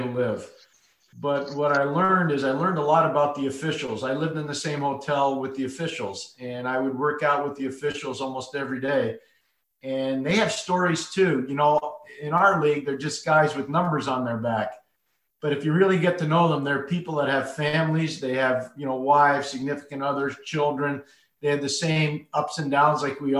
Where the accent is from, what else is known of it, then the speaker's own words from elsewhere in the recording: Montreal, Quebec, Canada; moved away as an adult; now in Connecticut, United States; When I was a young boy growing up in Montreal